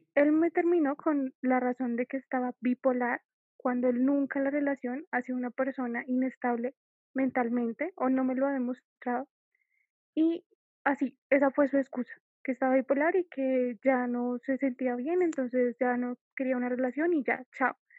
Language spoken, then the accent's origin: Spanish; Colombia; yo soy de Colombia